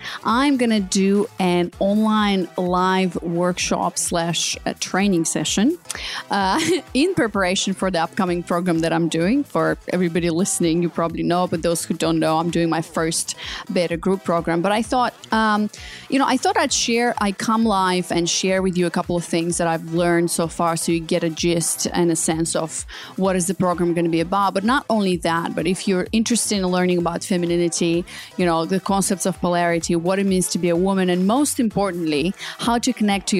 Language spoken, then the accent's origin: English; Australia; moved away; And, you know, I came from Australia. It was like Bondi Beach, whatever.